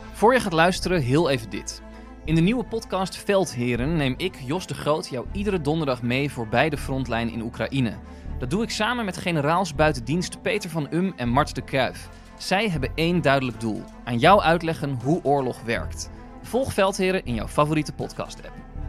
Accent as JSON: {"language": "Dutch", "country": "Netherlands", "said": "als Nederlander zijnde"}